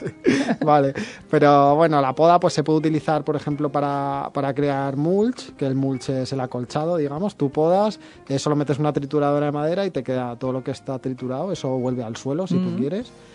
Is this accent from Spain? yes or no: yes; Madrid, Community of Madrid, Spain; now in Valencia, Spain; Yo soy de Madrid